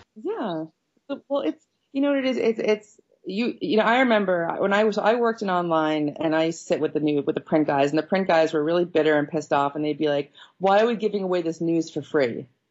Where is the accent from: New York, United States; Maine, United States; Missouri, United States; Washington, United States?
New York, United States; Long Island; I'm from Long Island. I'm like this Long Island Jewish person